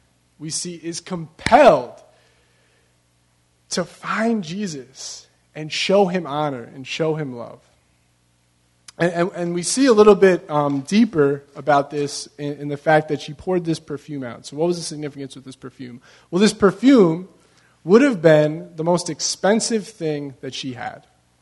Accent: Long Beach, California, United States; You know, I'm originally from Long Beach, and at every single one of the ramps on the boardwalk, when you get off, there's a place for you to wash your feet off, right?

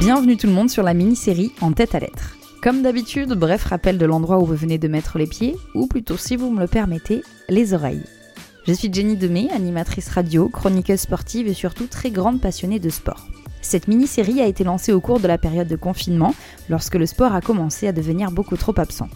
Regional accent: Bordeaux, Nouvelle-Aquitaine, France; moved away as an adult; also born or lived in Paris; chez moi, à Bordeaux. Je me décide à bosser dans un petit resto pour faire un peu d'argent, et me voilà, en septembre, direction Paris, à 19 ans

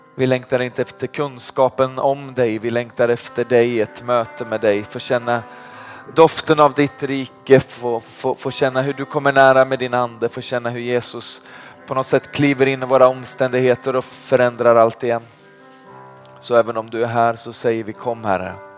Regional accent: Vargön, Västra Götaland, Sweden; Jag kommer från Vargön. Det ligger utanför Vänersborg. Det är därför jag låter som jag gör.

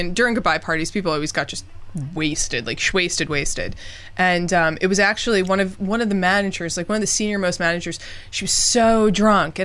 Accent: United States; I was born in America

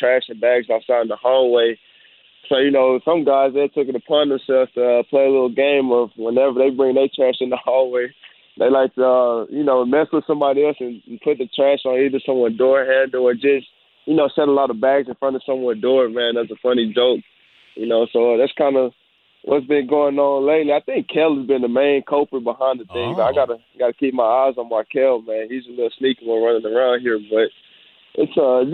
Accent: Houston, Texas, United States; I'm from Houston

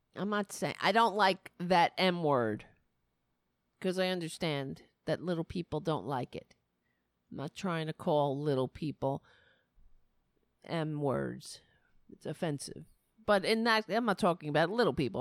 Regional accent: New York City, New York, United States; I grew up in Staten Island.

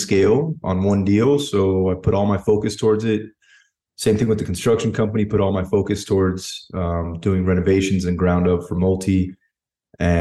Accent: United States; Both parents Cuban, and then I was born in America

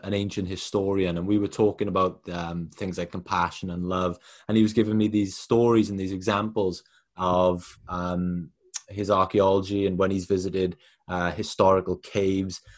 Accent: Wales, United Kingdom; I'm from Wales.

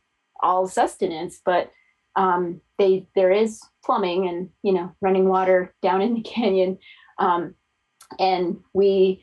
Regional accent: Fort Defiance, Arizona, United States; also born or lived in northwestern New Mexico; I grew up in Fort Defiance, which is right on the state line of Arizona and New Mexico

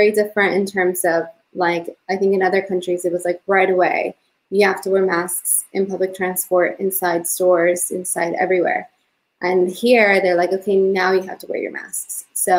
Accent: California, United States; moved away as an adult; also born or lived in Mexico City, Mexico; now in London, United Kingdom; I was born in Mexico City and I lived there until I was 9 years old. And then I moved to California with my family. We immigrated there.

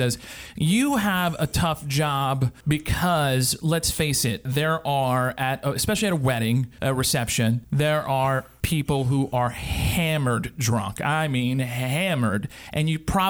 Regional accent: Louisiana, United States; I'm from Louisiana

